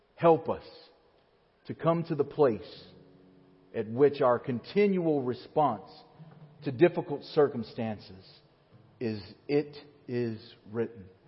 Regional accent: Alabama, United States; moved away as an adult; my hometown in Alabama has the highest point in the state of Alabama, which is Mount Chiha

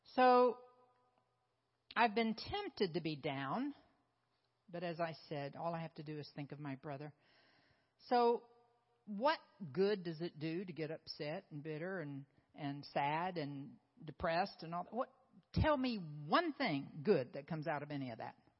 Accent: Oklahoma, United States; moved away; also born or lived in South Carolina; I'm from Oklahoma. I'm from Oklahoma. I thought I would always be in Oklahoma

